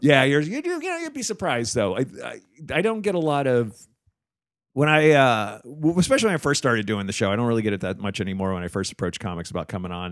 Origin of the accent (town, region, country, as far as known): New Jersey, United States; born or raised there; moved away